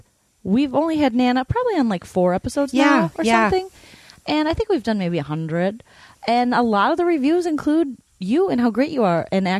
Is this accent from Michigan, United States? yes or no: yes; Michigan, United States; I'm from Michigan, so the Minnesota accent is awesome.